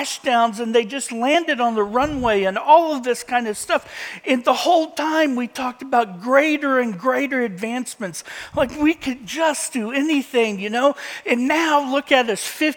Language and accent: English; Indiana, United States; A farm boy growing up in Indiana